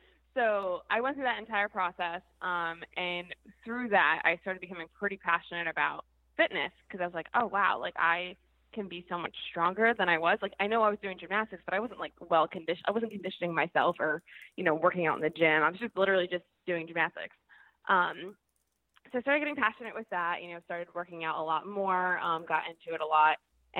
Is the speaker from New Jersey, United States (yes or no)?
yes; New Jersey, United States; moved away as an adult; now in Rhode Island, United States; I'm actually originally from New Jersey. So I moved to Rhode Island in 2008